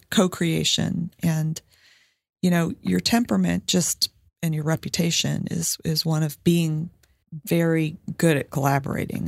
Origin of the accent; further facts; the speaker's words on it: Indiana, United States; I grew up in Indiana